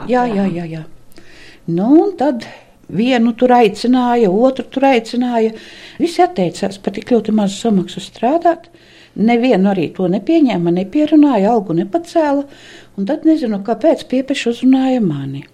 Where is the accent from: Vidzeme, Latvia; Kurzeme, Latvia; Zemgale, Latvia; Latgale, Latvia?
Vidzeme, Latvia; Ziemeri parish, Malēnija; accent: Malēnian; also born or lived in Riga; Ziemera pagasta krieviņu pusmuižā, un mūsu mājas par priedniekiem sauca. Tur es esmu dzimusi.